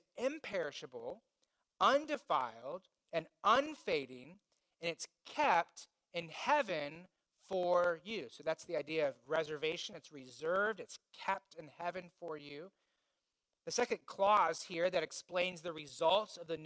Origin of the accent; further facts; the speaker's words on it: Indiana, United States; I grew up in Indiana